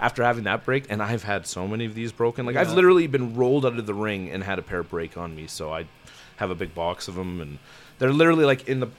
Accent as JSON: {"language": "English", "town": "Edmonton", "region": "Alberta", "country": "Canada", "tie": "born or raised there", "also_born_or_lived": "Vegreville, Alberta", "said": "We're Edmonton boys. Even though I didn't grow up in Edmonton, I was born in Edmonton, lived for a period of time, went to a small town, immediately came back to Edmonton."}